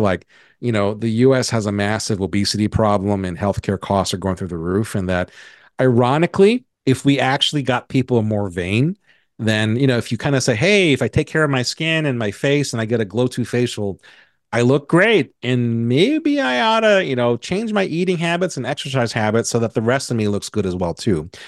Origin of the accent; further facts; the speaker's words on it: Hawaii, United States; where I was born and raised in Hawaii